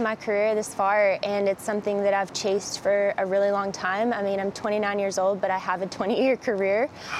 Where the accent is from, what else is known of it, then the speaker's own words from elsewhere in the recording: Arkansas, United States; I'm from Arkansas, so there's not much to do other than, you know, shoot and hunt